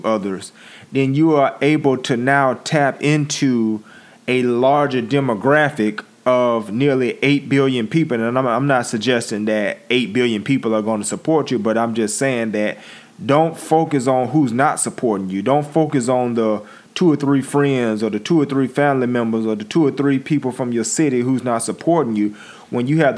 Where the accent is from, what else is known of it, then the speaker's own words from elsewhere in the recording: Pensacola, Florida, United States; I'm a dude from Pensacola, Florida